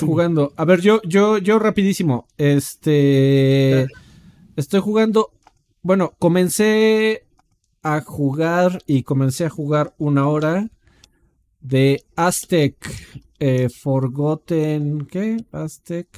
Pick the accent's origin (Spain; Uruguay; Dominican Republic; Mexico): Mexico; como, como Mexa